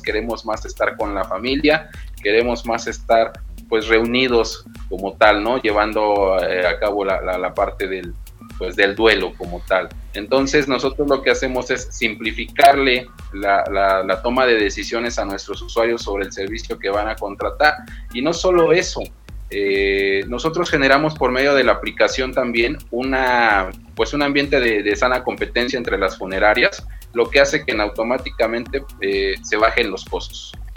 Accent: Mexico City, Mexico; yo soy de aquí de Ciudad de México

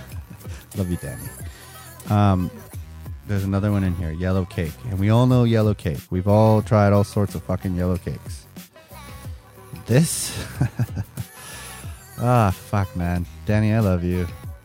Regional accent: Calgary, Alberta, Canada; Okay, so I'm from Calgary.

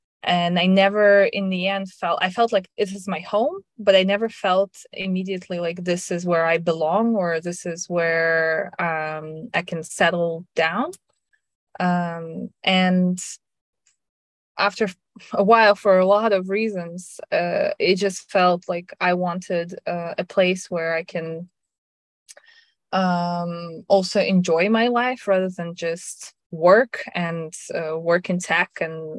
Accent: Russia; English is a second language; my parents moved me at a very young age to Russia, and I grew up in Russia thinking, well, we're going to stay this, you know, one more year.

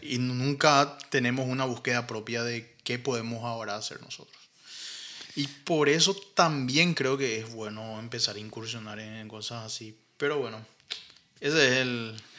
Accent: Paraguay; nosotros como como paraguayos no tenemos una obra así

